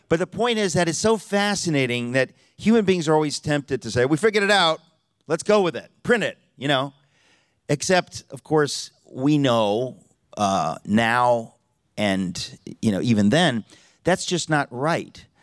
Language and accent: English; New York, United States; I'm from New York, uh, and we're two hours later, so it's really new, almost noon in New York City.